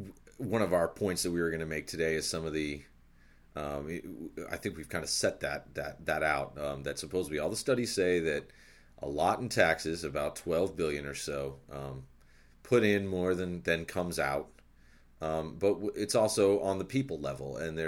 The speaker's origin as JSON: {"language": "English", "region": "Nevada", "country": "United States", "tie": "born or raised there", "also_born_or_lived": "Arizona", "said": "growing up in Nevada and Arizona and living where we've lived, we've known undocumented people"}